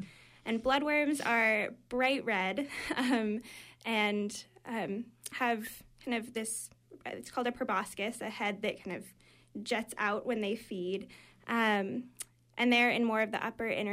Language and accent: English; California, United States; moved away as an adult; now in Maine, United States; I'm originally from California, but I've been at College of the Atlantic